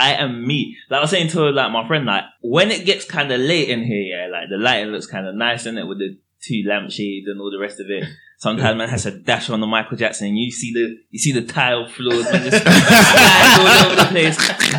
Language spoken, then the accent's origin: English; Croydon, London, United Kingdom; we're from Croydon.